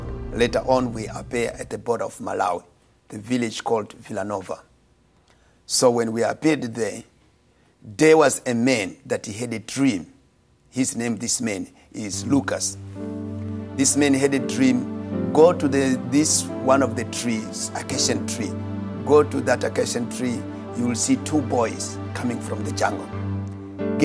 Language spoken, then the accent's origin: English; Mozambique; I was born in Mozambique